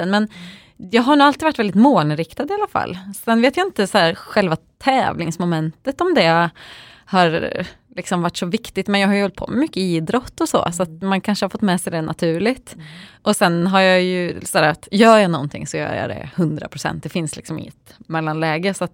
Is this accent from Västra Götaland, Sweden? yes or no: yes; Töreboda, Västra Götaland, Sweden; så jag är född och uppvuxen i lilla Töreboda